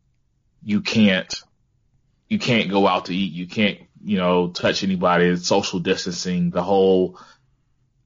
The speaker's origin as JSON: {"language": "English", "town": "Mobile", "region": "Alabama", "country": "United States", "said": "I am still from Mobile"}